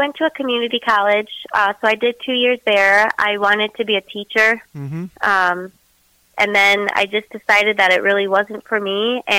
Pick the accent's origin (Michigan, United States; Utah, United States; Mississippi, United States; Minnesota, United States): Michigan, United States; Detroit; also born or lived in Lansing area, Michigan; I grew up in the Metro Detroit area, and then I got married and I moved out towards the Lansing area. So, I've been in Michigan.